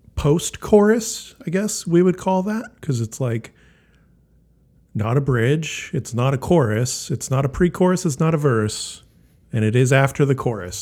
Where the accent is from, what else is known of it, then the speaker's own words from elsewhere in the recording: Wisconsin, United States; I'm actually from Wisconsin.